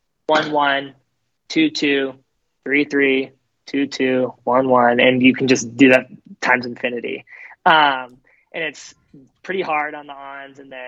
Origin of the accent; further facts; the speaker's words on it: Austin, Texas, United States; moved away; I lived there for a while and I was born in Austin, Texas.